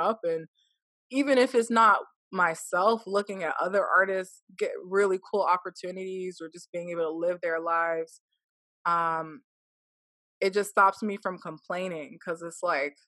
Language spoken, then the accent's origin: English; United States; growing up in the United States